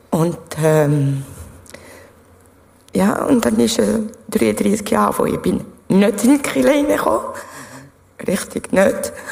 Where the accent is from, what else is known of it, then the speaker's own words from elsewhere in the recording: France; ich bin ursprünglich Französin. Ich bin aufgewachsen in einem äh, evangelischen Kinderheim.